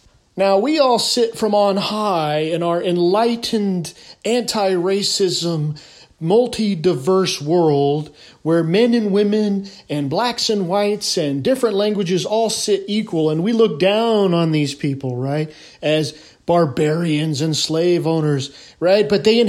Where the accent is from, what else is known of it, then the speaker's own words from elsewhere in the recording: California, United States; moved away as an adult; So I'm a California kid, born and raised California.